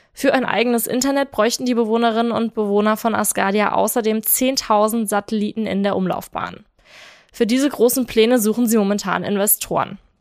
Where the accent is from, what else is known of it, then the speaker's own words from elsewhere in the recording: South Hesse, Germany; bei uns in Südhessen